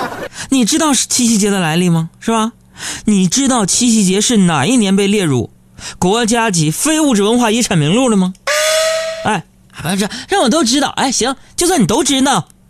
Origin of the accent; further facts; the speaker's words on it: China; 就是身为一个中国人，Chinese people。